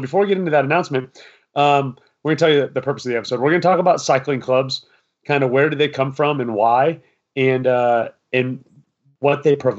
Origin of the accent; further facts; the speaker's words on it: Iowa, United States; moved away; I'm from Iowa.